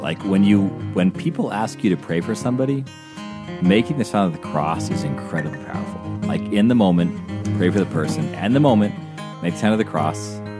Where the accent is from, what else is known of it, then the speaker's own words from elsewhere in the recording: Salem, Illinois, United States; Also, Father Nathan, I'm originally from Salem, Illinois.